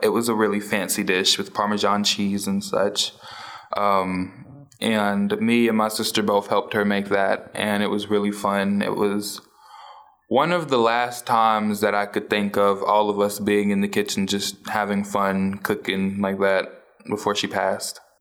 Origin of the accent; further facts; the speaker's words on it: New Orleans, Louisiana, United States; now in Tulsa, United States; I was born and raised in New Orleans, Louisiana